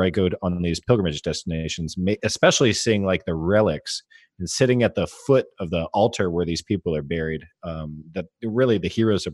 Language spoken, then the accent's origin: English; United States; I'm an American, but I am.